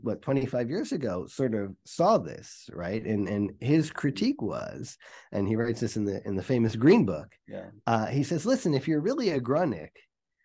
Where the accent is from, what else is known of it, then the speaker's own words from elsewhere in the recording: Atlanta, Georgia, United States; when I grew up in Atlanta, there was one mikveh